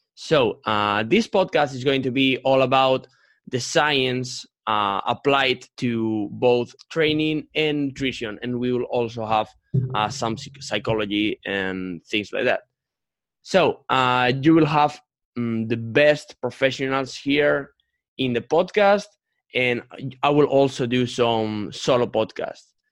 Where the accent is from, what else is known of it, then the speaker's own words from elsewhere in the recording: Spain; English is a second language; I'm 22 years old, and I'm from Spain.